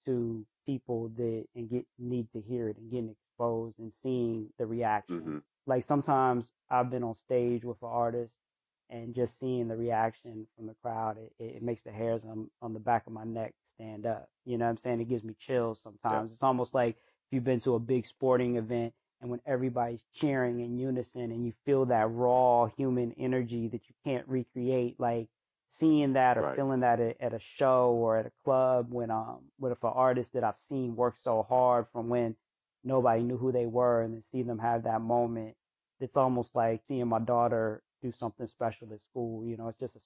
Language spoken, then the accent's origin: English; Northern Virginia, United States; moved away as an adult; now in Atlanta, United States; I grew up in Northern Virginia